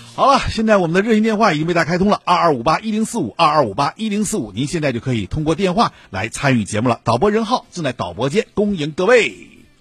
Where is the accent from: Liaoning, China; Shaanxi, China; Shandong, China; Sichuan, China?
Liaoning, China; Shenyang; 我们沈阳